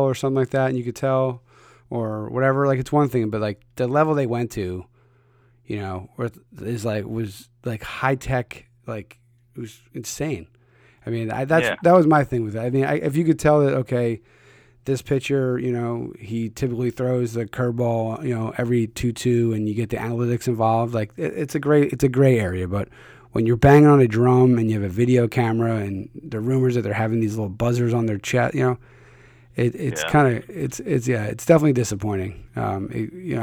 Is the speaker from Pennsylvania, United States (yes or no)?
yes; Philadelphia, Pennsylvania, United States; I'm from Philly.